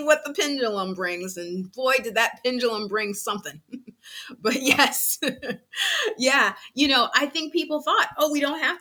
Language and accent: English; East Coast, United States; we're from the East Coast